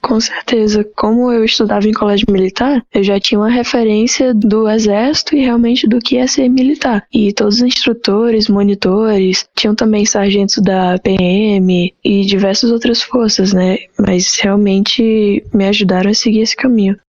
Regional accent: Fortaleza, Ceará, Brazil; sou nascida em Fortaleza, Ceará

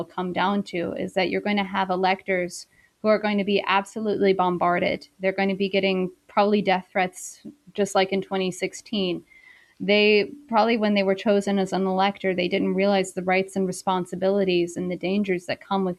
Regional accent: South Carolina, United States; moved away as an adult; also born or lived in Beijing, China; I'm originally from South Carolina, and I did my undergraduate in South Carolina at Wofford College.

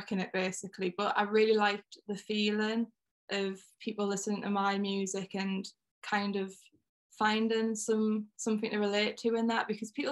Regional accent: North East England, United Kingdom; I'm from like the northeast of England. I can't ever really pinpoint whether I'm from Durham or Newcastle because I'm kind of like in between.

